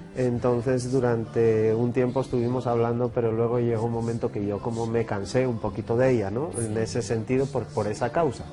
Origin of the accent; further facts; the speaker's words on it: Oviedo, Asturias, Spain; moved away as an adult; also born or lived in Brazil; now in Colombia; Nací en Oviedo